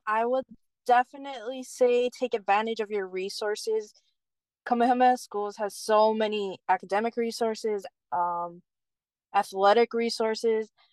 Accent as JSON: {"language": "English", "area": "Keaau", "region": "Hawaii", "country": "United States", "tie": "born or raised there", "also_born_or_lived": "Hilo, Hawaii", "said": "I grew up in Cal, so I rode the Cal bus to school."}